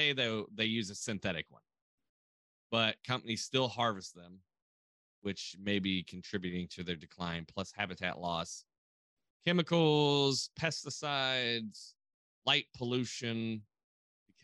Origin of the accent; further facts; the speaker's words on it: the South, United States; I'm from the South